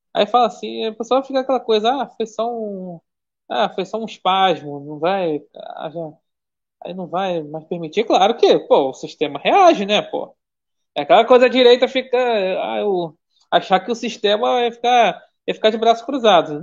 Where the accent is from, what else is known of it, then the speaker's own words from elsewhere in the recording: Brazil; eu sou brasileiro